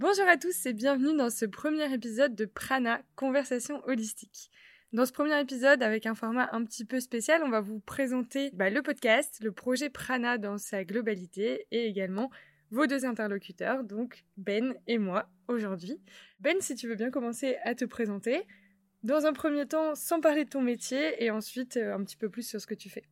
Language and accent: French; Lille, Hauts-de-France, France; j'ai 27 ans, je suis lilloise